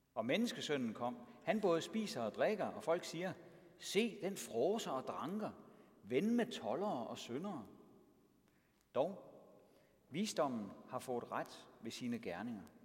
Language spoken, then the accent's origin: Danish; Denmark; also born or lived in Triangle Region, Denmark